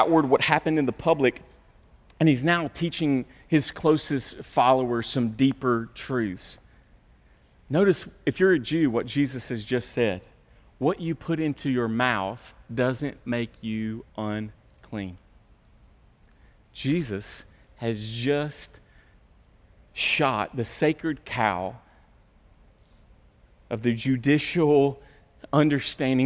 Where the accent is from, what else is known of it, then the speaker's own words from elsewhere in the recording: United States; I'm American.